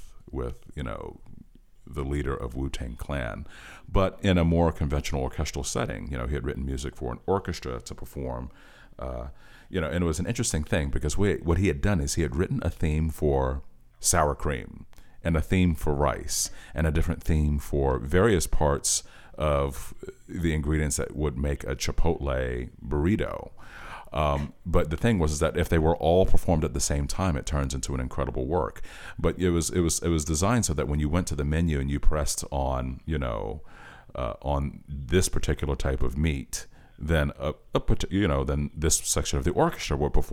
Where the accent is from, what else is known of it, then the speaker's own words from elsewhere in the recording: Norfolk, Virginia, United States; the neighborhood that I grew up in Norfolk, Virginia